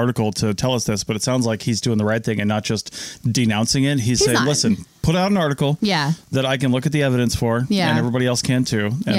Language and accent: English; Washington, United States; I'm from Washington.